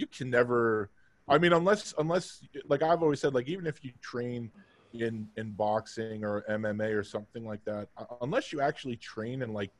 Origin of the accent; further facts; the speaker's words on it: New York City, New York, United States; moved away; also born or lived in Philadelphia; I grew up in Queens.